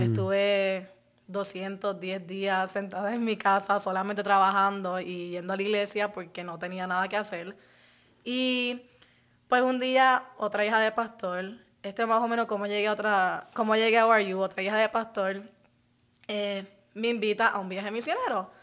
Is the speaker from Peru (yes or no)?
no; Puerto Rico; moved away as an adult; also born or lived in Orlando, Florida, United States; now in United States; me crié parte en, eh, parte en Orlando y parte en Puerto Rico